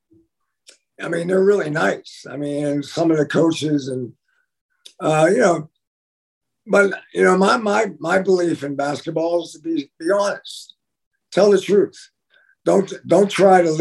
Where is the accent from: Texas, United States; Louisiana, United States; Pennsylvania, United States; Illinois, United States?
Pennsylvania, United States; Western; I'm from Western Pennsylvania